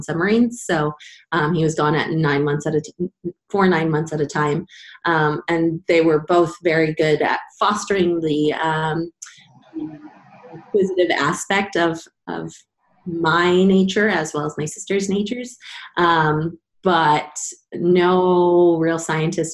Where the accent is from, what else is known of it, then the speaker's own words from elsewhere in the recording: San Diego, California, United States; I was born and raised in San Diego